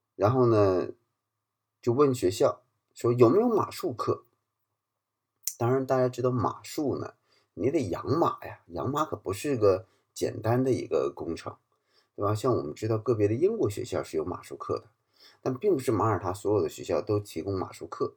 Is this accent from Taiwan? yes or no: no; China; moved away as an adult; now in Malta; 我们来自国内的这个社群